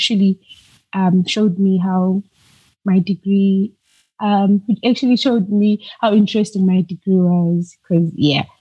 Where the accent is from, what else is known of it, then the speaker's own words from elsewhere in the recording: South Africa; I'm originally from South Africa